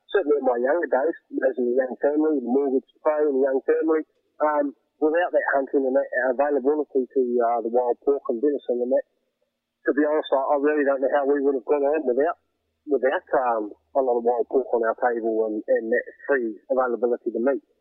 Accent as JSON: {"language": "English", "area": "Wairarapa", "region": "Wellington", "country": "New Zealand", "tie": "born or raised there", "said": "I grew up and was born and raised in the Wairarapa"}